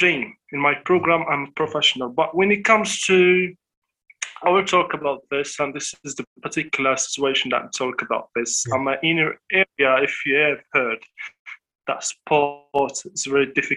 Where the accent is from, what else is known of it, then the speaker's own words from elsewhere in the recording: southern Morocco, Morocco; English is a second language; I'm from south of Morocco. Yeah, I'm living in desert. I'm a desert boy.